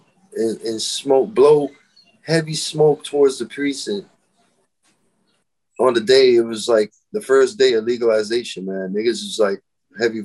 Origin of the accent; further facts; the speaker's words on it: Florida, United States; moved away; I'm from Florida